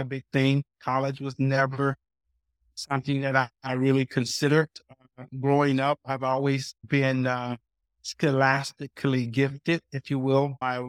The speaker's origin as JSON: {"language": "English", "town": "Athens", "region": "Georgia", "country": "United States", "tie": "born or raised there", "said": "I moved back down south. So I grew up right outside of Athens, Georgia."}